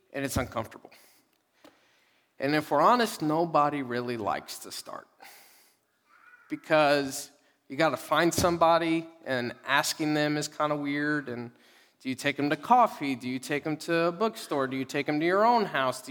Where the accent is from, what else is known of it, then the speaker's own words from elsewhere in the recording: Dallas, Texas, United States; moved away; I'm from Dallas